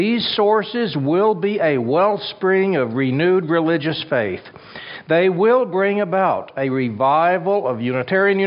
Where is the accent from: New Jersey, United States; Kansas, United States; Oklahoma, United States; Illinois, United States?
Kansas, United States; My home state of Kansas